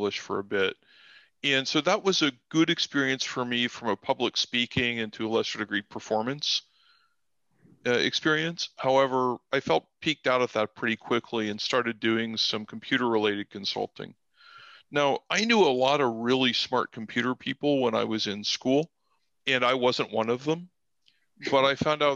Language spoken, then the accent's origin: English; Texas, United States; moved away as an adult; also born or lived in West Virginia; now in Japan; I grew up in Texas.